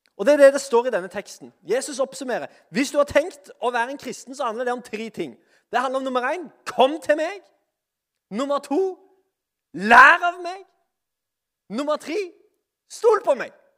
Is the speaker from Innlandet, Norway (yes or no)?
no; Sandnes, Rogaland, Norway; jeg er iallfall fra Sandnes